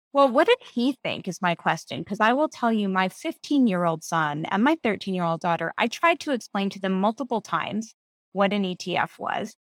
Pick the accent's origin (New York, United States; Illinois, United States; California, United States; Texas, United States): New York, United States; New York City; I grew up here in New York City.